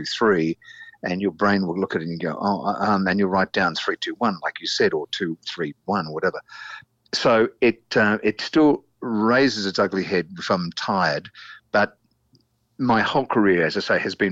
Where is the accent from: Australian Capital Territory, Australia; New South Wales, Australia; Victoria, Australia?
Victoria, Australia; Melbourne; I grew up in East Kilda near the Channel 2 studios in Elstonwick